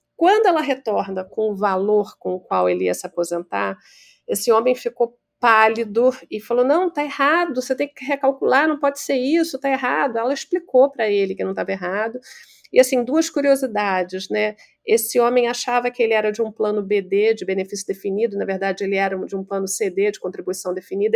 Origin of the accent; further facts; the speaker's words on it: Rio de Janeiro, Brazil; accent: carioca; eu sou carioca